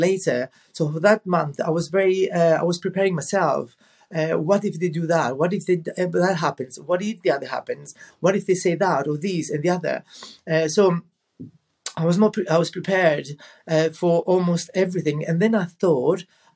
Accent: Rhodes, South Aegean, Greece; I was in my hometown in Rhodes

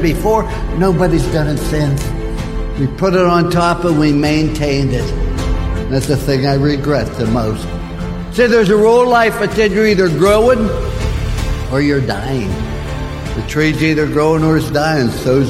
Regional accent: Follansbee, West Virginia, United States; I was born in Fallsby, West Virginia.

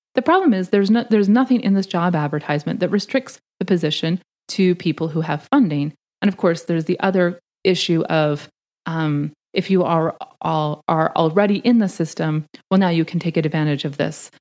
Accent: Canada; moved away as an adult; now in United States; I'm Canadian uh, by birth. I was raised in Canada. I came to the States to do my PhD

